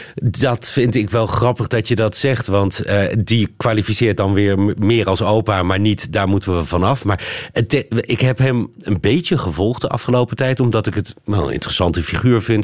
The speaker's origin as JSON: {"language": "Dutch", "country": "Netherlands", "moved": "as an adult", "lives_now": "Brussels, Belgium", "said": "wij Nederlanders"}